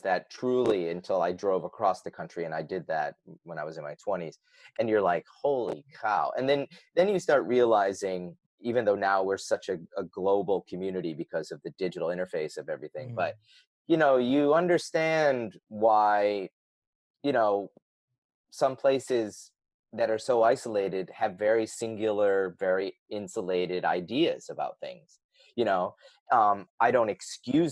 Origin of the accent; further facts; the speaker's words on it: Binghamton, New York, United States; I grew up in Binghamton, New York